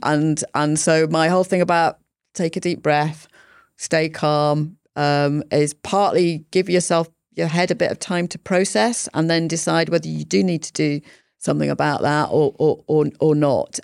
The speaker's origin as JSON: {"language": "English", "region": "Yorkshire and the Humber", "country": "United Kingdom", "tie": "born or raised there", "also_born_or_lived": "London", "moved": "as an adult", "said": "I grew up in Yorkshire. I went to university in London"}